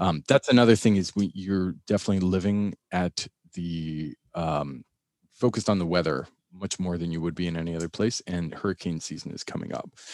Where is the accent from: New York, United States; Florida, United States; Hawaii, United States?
Florida, United States; Miami; I grew up in Miami